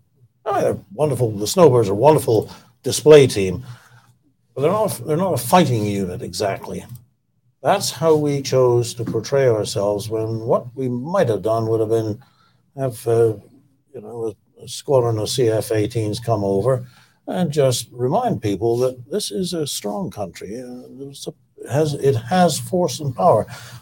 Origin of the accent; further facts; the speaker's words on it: Canada; as a Canadian, there are so many things that cause you to roll your eyes that you do give up.